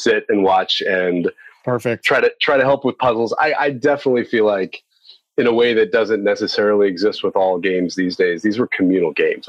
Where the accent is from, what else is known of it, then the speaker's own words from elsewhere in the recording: Paris, Texas, United States; now in Fort Worth, United States; Grew up in Paris, Texas on a cattle ranch playing, LucasArts games and learning to play the guitar